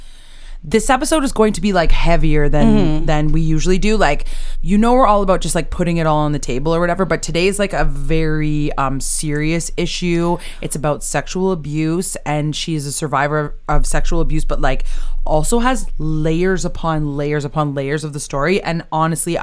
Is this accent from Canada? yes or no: yes; Canada; We're Canadian